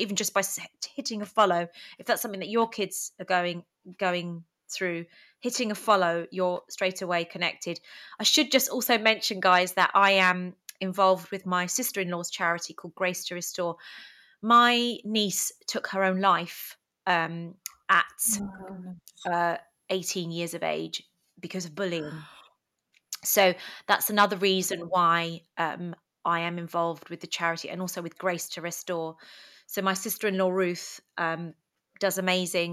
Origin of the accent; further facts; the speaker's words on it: United Kingdom; English is a second language; also born or lived in Greece; My parents were immigrants to the UK. I went to school not knowing any English.